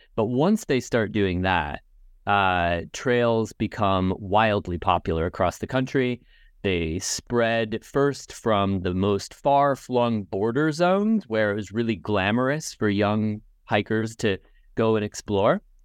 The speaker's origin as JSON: {"language": "English", "region": "Indiana", "country": "United States", "tie": "born or raised there", "moved": "yes", "lives_now": "Binghamton, United States", "said": "I grew up in the United States and I'm originally from Indiana"}